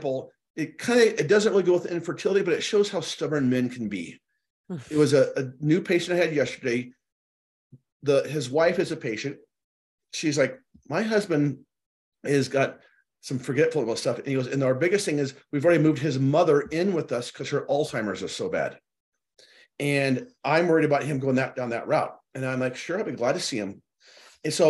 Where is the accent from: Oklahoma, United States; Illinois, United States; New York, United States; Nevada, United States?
Illinois, United States; Chicago; moved away; I was born and raised in Chicago, mm-hmm, for a few years